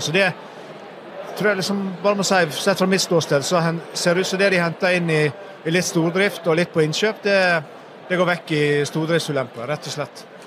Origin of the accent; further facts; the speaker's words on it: Sogn og Fjordane, Vestland, Norway; moved away; du snakker til en fyr som var født og oppvokst i Sogn og Fjordane